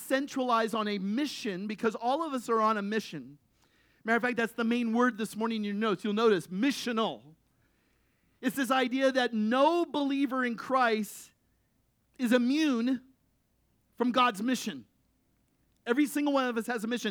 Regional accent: United States; the unity we showed as American people

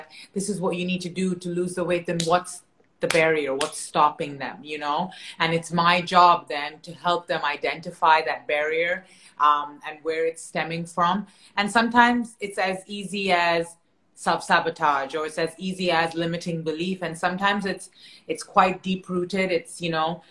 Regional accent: Canada; moved away; I'm originally from Canada

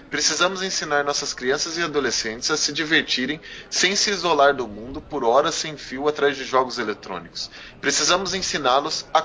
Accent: Londrina, Paraná, Brazil; Galera, nós somos de Londrina, hein? Muita gente encontra a gente e não sabe que a gente é aqui de Londrina.

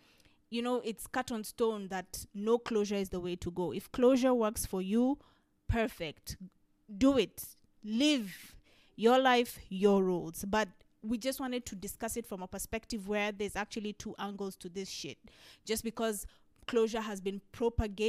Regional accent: Kenya; a Kenyan sister

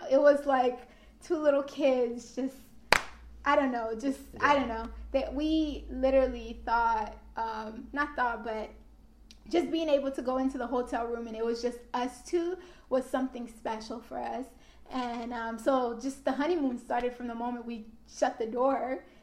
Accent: Haiti; now in Florida, United States; ever since I came from Haiti to Florida, I've never been anywhere outside of Florida

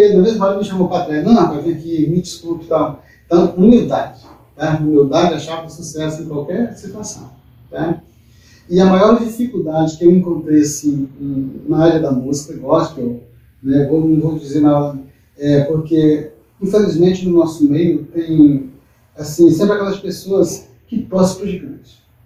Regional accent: Joselândia, Maranhão, Brazil; nasci em Altamira, uma pequena cidade do estado do Maranhão, perto de Triunfo Freire, aquela coisa mas eu, eu me criei mesmo em Josalândia, na cidade que eu pertenço hoje. Josalândia, Maranhão

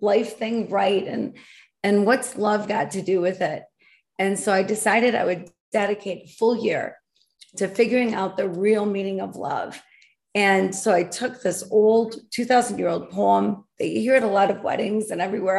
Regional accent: Grand Rapids, Michigan, United States; I was born and raised in Michigan, Grand Rapids, West Michigan area

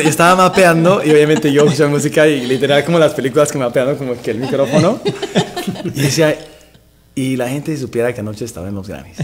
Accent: Bolivia; moved away as an adult; now in Los Angeles, United States; soy cantante y compositor de Bolivia. Eh, vivo ya en Los Ángeles ya 15 años

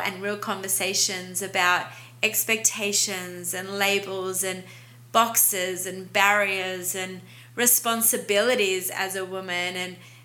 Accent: Australia; accent: Aussie; now in Montreal, Canada; I'm an Aussie, yes, that's what the accent is

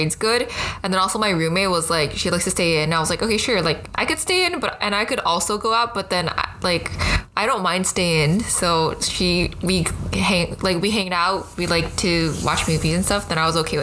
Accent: Taiwan; accent: American; moved away as an adult; also born or lived in Hawaii, United States / California, United States; now in Los Angeles, United States; So I was born in Hawaii, and then I moved to Taiwan when I was 8, and then I attended like local Mandarin speaking schools all the way into high school

